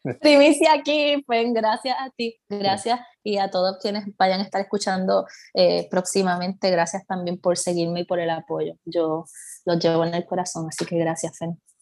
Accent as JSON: {"language": "Spanish", "country": "Puerto Rico", "accent": "Puerto Rican", "moved": "yes", "said": "te presentan como puertorriqueña"}